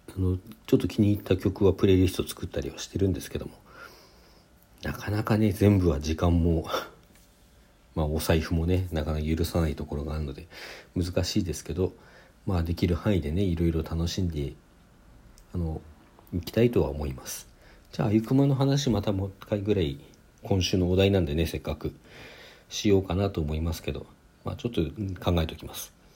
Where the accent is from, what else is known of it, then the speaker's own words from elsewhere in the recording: Sapporo, Hokkaido, Japan; also born or lived in Hakodate; 札幌に函館生まれなんですけどそこから札幌に越していて